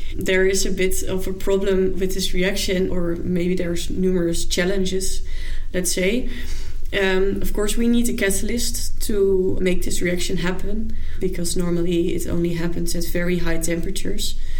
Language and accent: English; Zwolle, Overijssel, Netherlands; also born or lived in Amsterdam; now in Utrecht, Netherlands; I'm originally from Zwolle